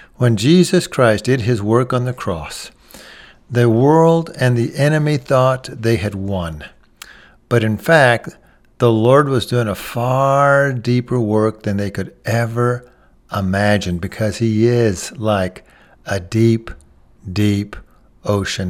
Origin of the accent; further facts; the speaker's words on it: Texas, United States; I'm from Texas